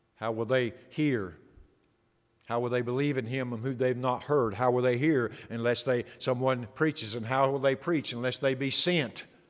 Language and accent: English; the Bible Belt, United States; I grew up in the Bible Belt